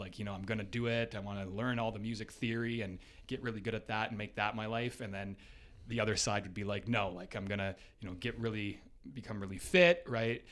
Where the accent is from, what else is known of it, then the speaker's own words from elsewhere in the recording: Hamilton, Ontario, Canada; also born or lived in Waterloo / Toronto; basically grew up in Ancaster, just up the highway two hill there. Um, pretty much was, uh, there my whole life